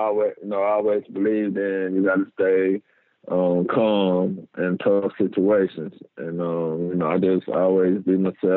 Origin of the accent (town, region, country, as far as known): Macon, Mississippi, United States; born or raised there